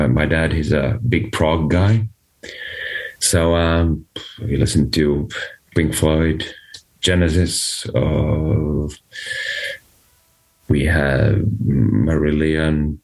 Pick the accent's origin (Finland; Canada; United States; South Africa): Finland; there's this big brewery back in my hometown